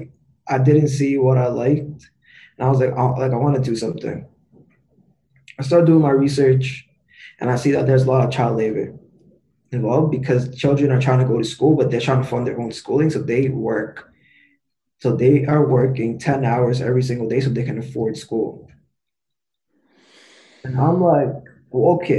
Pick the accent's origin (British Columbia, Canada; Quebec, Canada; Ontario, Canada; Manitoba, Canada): Ontario, Canada; Toronto; I was born and raised here in Toronto.